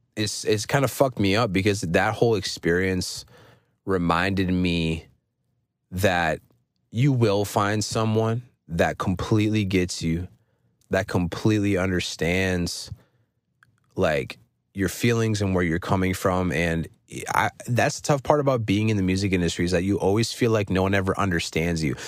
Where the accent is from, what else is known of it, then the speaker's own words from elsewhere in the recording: Minnesota, United States; I'm from Minnesota